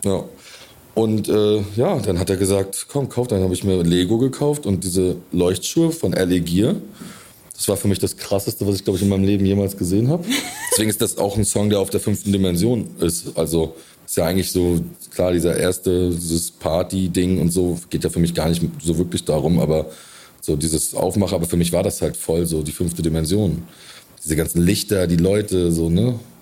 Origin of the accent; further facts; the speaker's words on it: Rostock, Mecklenburg-Vorpommern, Germany; moved away; also born or lived in Berlin; meine Heimatstadt Rostock ist ja auch entstanden aus einem Fischerdorf